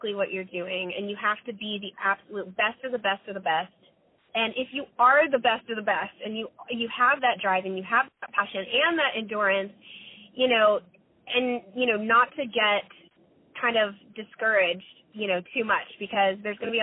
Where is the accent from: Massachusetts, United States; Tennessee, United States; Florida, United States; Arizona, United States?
Florida, United States; moved away as an adult; now in Los Angeles, United States; My mom had driven across country with me, and we're from Florida